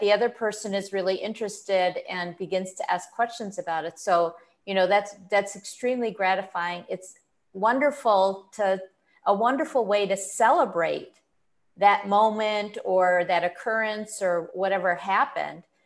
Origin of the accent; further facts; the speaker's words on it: Buffalo, New York, United States; I grew up in Buffalo, New York